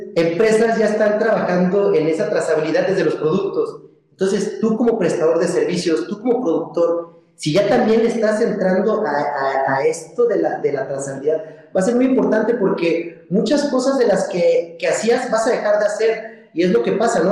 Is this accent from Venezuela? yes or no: no; Mexico; como, como mexicanos y, personas que nos dedicamos a la agricultura